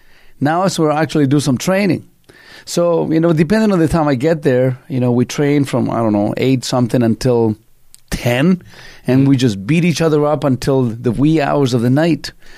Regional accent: Canada; I was born in another country. I'm Canadian. I'm not something Canadian. I'm Canadian.

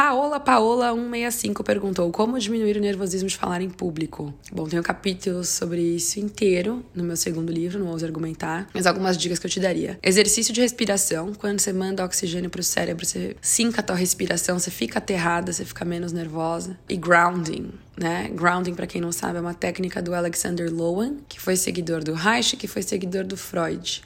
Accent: Brazil; moved away; eu sei que eu não moro mais no Brasil, mas eu acompanho a, a política doméstica e assim, como brasileira mesmo

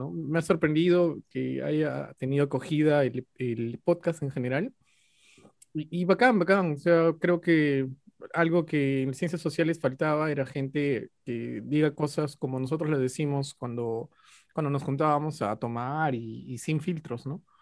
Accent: Ayacucho, Peru; pero yo soy de Ayacucho, pues, de la sierra, 2.600 metros sobre el nivel del mar, más nada.

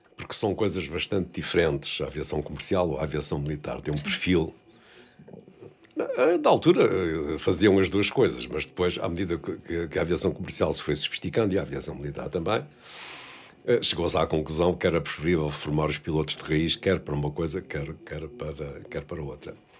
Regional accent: Vila do Conde, Norte, Portugal; also born or lived in Porto; Nasci no Porto, hum. cresci em Vila de Conde

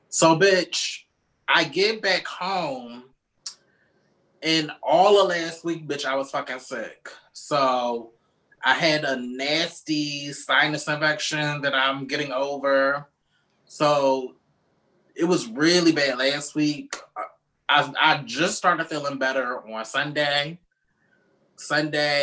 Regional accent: Baltimore, Maryland, United States; moved away; every time I go back to Baltimore

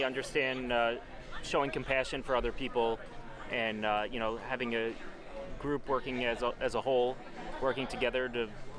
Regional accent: Evanston, Illinois, United States; also born or lived in Highland Park, Illinois; originally from Evanston, Illinois, current resident of Highland Park, Illinois, like Jeff.

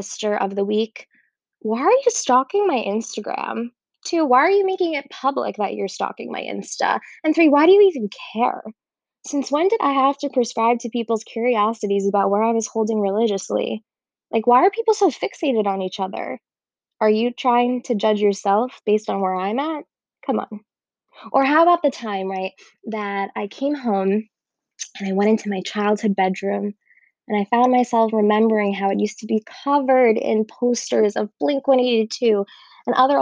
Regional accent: Miami, Florida, United States; moved away as an adult; also born or lived in Israel; I grew up in Miami

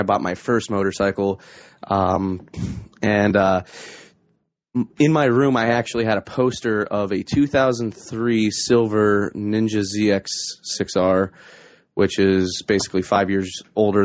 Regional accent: Scranton-Wilkes-Barre area, northeastern Pennsylvania, United States; I am from northeastern Pennsylvania, around the Scranton-Wilkes-Barre area

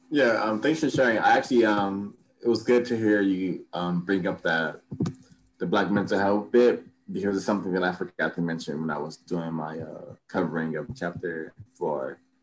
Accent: Los Angeles, California, United States; I grew up in South Central

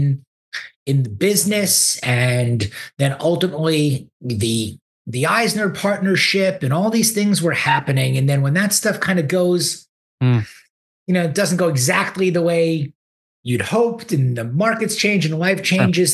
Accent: Great Neck, New York, United States; moved away as an adult; also born or lived in Ann Arbor, Michigan; now in Houston, United States; I grew up in Great Neck, North Shore

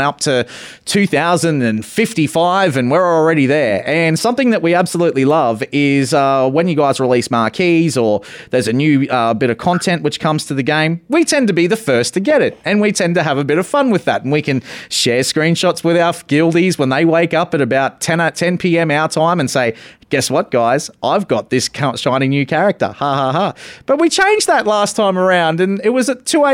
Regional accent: Australia; me being an Australian

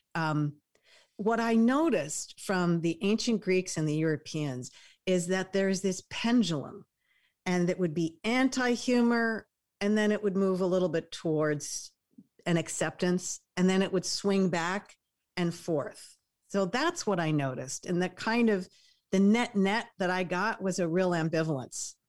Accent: New York, United States; moved away; I'm a New Yorker

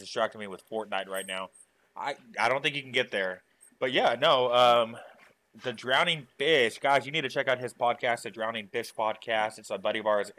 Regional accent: South Texas, United States; I'm Mexican. I'm from South Texas.

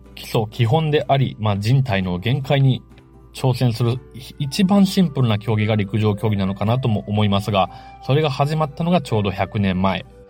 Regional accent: Matsuyama, Ehime, Japan; 私は、まあ、中与の出身で、松山の出身ですけれども、幼少期からバナナカステラ食べてました

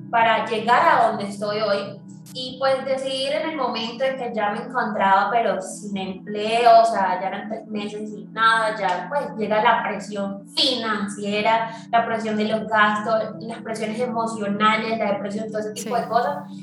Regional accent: Venezuela; now in Medellín, Colombia; nosotros que venimos de Venezuela

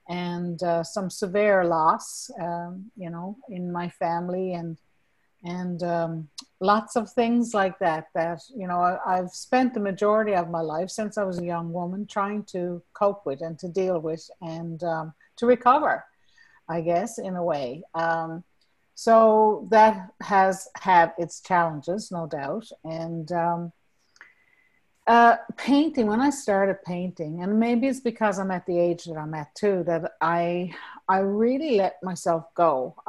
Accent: Newfoundland and Labrador, Canada; accent: Newfoundland; now in Norway; And I've lost a lot of my Newfoundland accent, to be honest.

